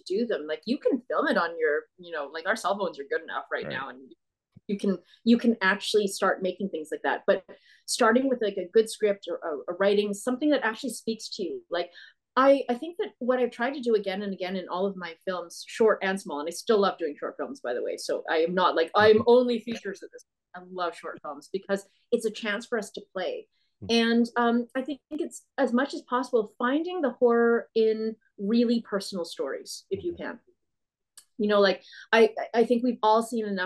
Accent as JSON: {"language": "English", "region": "Manitoba", "country": "Canada", "said": "I'm from Manitoba myself."}